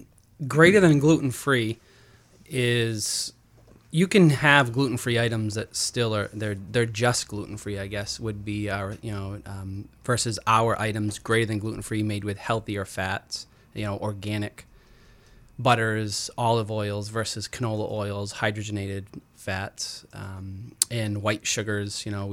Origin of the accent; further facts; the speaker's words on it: Rumford, Maine, United States; Yeah, well, actually, I'm from Rumford originally.